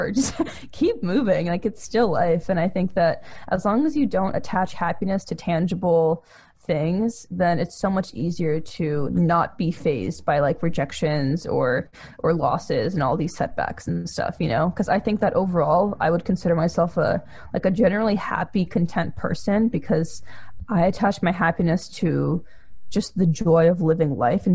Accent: Russia; now in United States; I'm also an immigrant. I come from Russia.

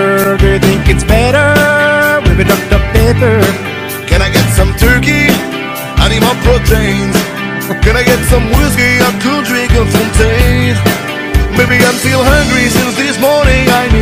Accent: United States; I'm American, so you can blame me, but I will not eat in your gourmet restaurant.

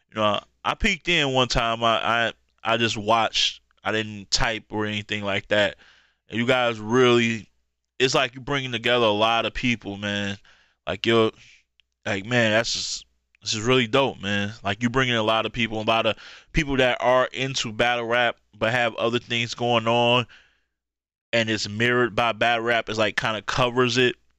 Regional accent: Michigan, United States; my hometown in Michigan

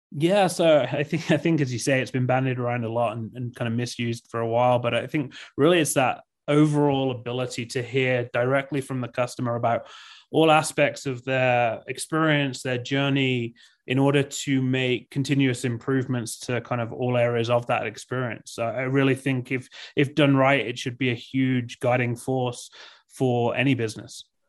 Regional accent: England, United Kingdom; moved away as an adult; now in Park City, United States; grew up in England, uh, for thirty, thirty-two years, and then, yeah, moved to the U S about six years ago

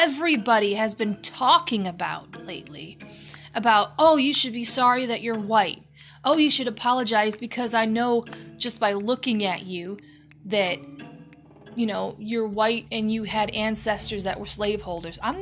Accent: United States; we are programmed as American citizens

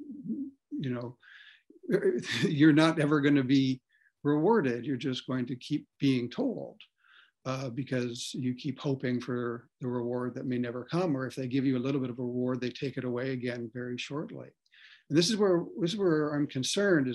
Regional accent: Ontario, Canada; I grew up in Ontario

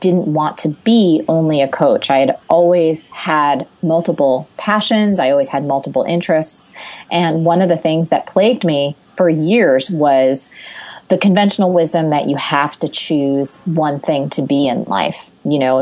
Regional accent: Jersey Shore, New Jersey, United States; I grew up on the Jersey Shore

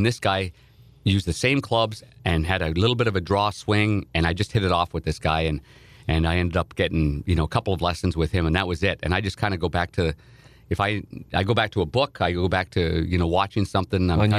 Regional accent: Nepean, Ontario, Canada; I grew up in Nepean, Ontario, which is outside of Ottawa, the nation's capital

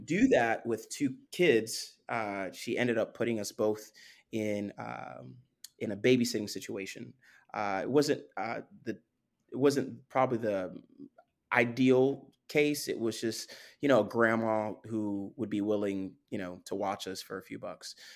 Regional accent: Florida, United States; also born or lived in Spring Valley, New York, United States / Haiti (ancestry); I'm from Florida. I, I do, I do have some history in the Northeast, uh, and particularly New York, forty-five minutes outside of Manhattan, small, small village actually called Spring Valley, uh, but I, I've been in Florida since I was twelve

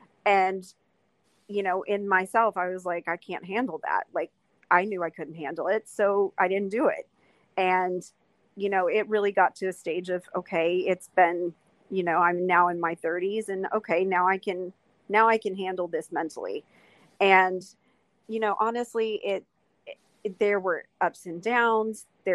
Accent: the South, United States; because I'm from the South.

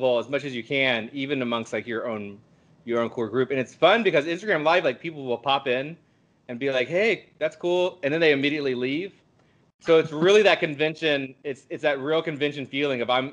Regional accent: Midwest, United States; I'm from the Midwest

